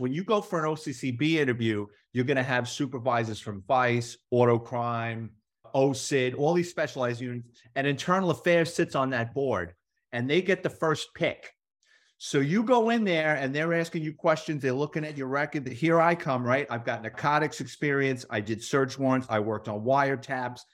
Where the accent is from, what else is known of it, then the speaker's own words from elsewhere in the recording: New York City, New York, United States; moved away as an adult; now in Florida, United States; I grew up in the Bronx off the side of the Cross Bronx Expressway